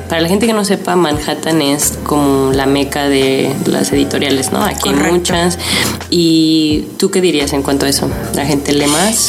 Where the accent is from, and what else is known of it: Mexico